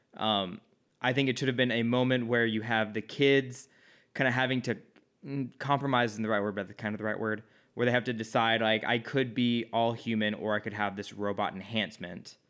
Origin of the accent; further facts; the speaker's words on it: Midwest, United States; now in Los Angeles, United States; I'm from the Midwest.